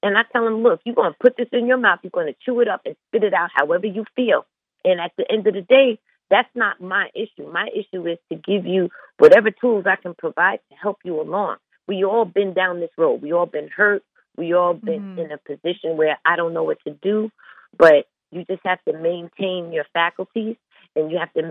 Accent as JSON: {"language": "English", "area": "Long Island", "region": "New York", "country": "United States", "said": "we're from Long Island, like, that's a different breed than Brooklyn and Queens"}